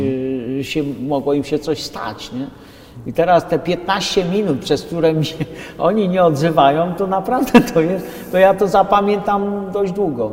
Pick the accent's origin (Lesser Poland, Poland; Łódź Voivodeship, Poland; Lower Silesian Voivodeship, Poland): Lesser Poland, Poland; Podhale; moved away; pochodzę z Podhala, jestem, jak to gadają, rodowity górol